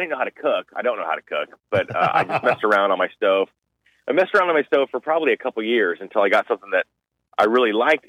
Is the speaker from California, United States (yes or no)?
yes; Southern California, United States; I grew up in Southern California